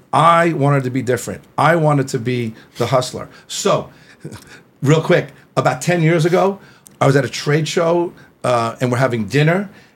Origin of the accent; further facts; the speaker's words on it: Fort Lee, New Jersey, United States; Born and raised in Fort Lee, New Jersey.